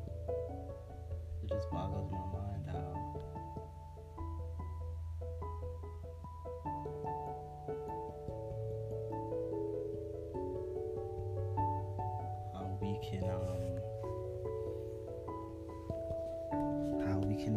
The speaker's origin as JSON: {"language": "English", "town": "New York City", "region": "New York", "country": "United States", "tie": "born or raised there", "said": "I grew up in Manhattan"}